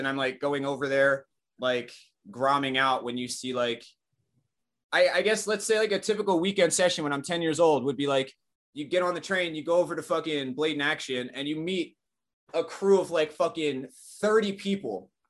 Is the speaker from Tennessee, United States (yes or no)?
no; Wilmerding, Pennsylvania, United States; born there; So I was born in Pittsburgh, in a little shitty town called Wilmerding.